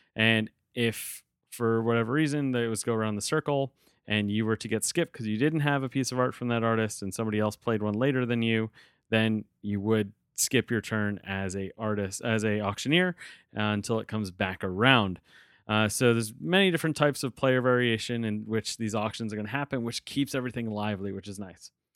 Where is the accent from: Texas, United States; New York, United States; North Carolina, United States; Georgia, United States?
New York, United States; outside of New York City, United States; I was growing up outside of New York City